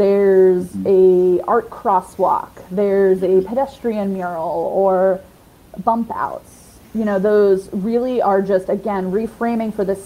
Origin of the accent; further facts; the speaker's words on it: New York, United States; now in Savannah, United States; I grew up in New York